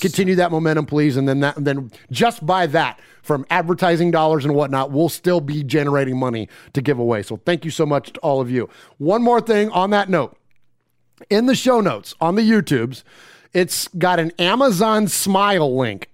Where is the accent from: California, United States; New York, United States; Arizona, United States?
California, United States; Bay Area; now in Middle Tennessee, United States; I'm from the Bay Area originally. Carried my Raider fandom out here with me